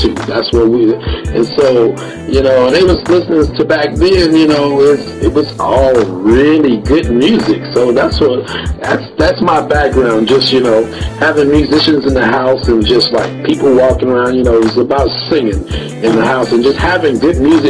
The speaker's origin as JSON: {"language": "English", "town": "Oklahoma City", "region": "Oklahoma", "country": "United States", "tie": "born or raised there", "also_born_or_lived": "Dallas-Fort Worth, Texas", "moved": "yes", "said": "I grew up in the Midwest or Southwest, whatever you want to call it, that down in Oklahoma where I'm from"}